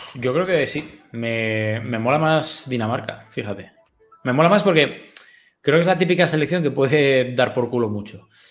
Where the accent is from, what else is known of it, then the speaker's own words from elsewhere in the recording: Gijón, Asturias, Spain; yo soy de Gijón y tal, pero eh, los de Gijón tenemos un poco de carácter también